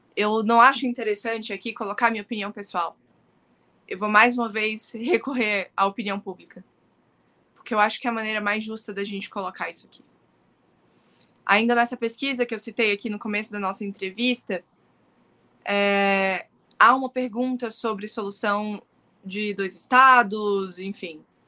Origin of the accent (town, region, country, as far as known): Brazil; born or raised there; also born or lived in Palestine (ancestry)